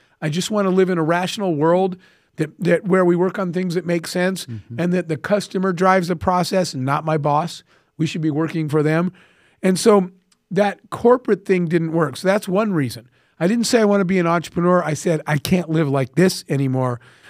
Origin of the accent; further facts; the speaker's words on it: Arizona, United States; I grew up in the Arizona desert with a single mom.